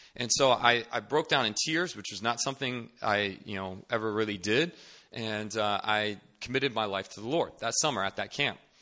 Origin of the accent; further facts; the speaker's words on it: Northern Virginia, United States; moved away as an adult; now in Seoul, South Korea; I'm originally from Northern Virginia, D C area